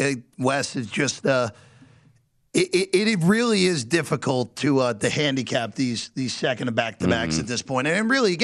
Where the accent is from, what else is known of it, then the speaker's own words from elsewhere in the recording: New Jersey, United States; now in Las Vegas, United States; growing up in New Jersey